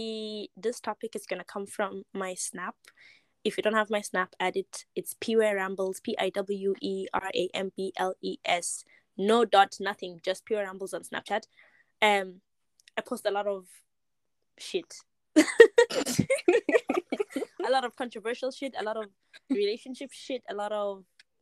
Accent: Eswatini; moved away; I'm from Yeah. Eswatini.

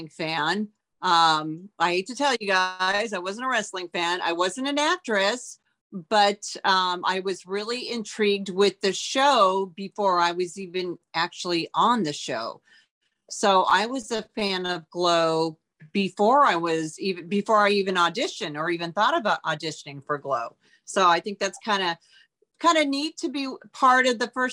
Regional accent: Auburn, Washington, United States; moved away as an adult; also born or lived in Los Angeles; I grew up in Auburn, Washington, which is a small town out of Seattle, I just packed up my car and drove to Los Angeles

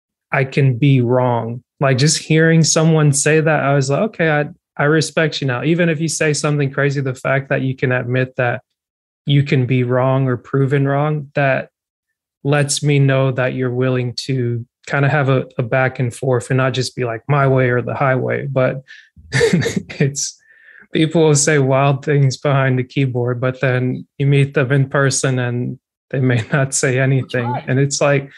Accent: Georgia, United States; growing up in Georgia from like the year 2000, 2008

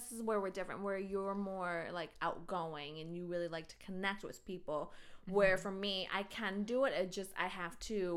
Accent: Minnesota, United States; moved away as an adult; also born or lived in North Dakota; growing up in Minnesota or suburb Minnesota, going to high school there, moving away to North Dakota

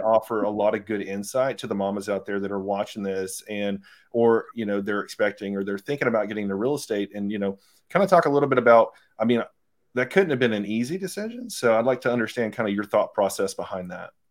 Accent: Phenix City, Alabama, United States; I'm from Phoenix City, Columbus area

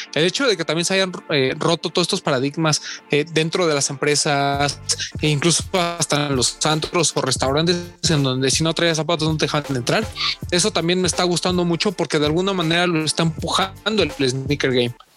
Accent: Mexico; yo soy de México

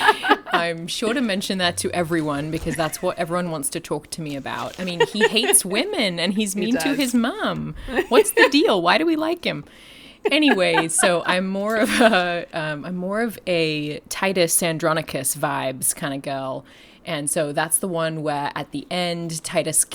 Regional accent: Australia; moved away as an adult; also born or lived in London, United Kingdom / Southern California, United States; now in Fullerton, United States; I'm from Australia. I am the descendant of convicts, and I have also lived in London

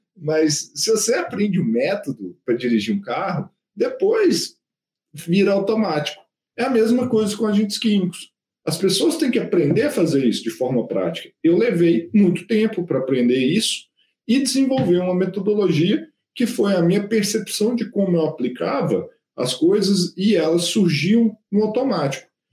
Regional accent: interior of Minas Gerais, Brazil; now in Belo Horizonte, Brazil; Eu sou do interior de Minas. Pô, vim para BH

